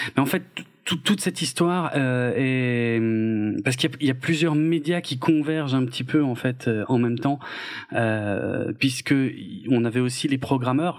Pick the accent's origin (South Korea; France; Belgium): France; chez nous en France